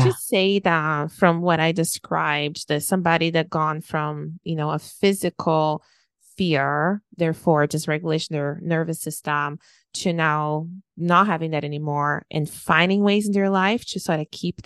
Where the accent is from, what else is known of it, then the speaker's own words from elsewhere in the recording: Brazil; moved away as an adult; I moved away from Brazil when I was 21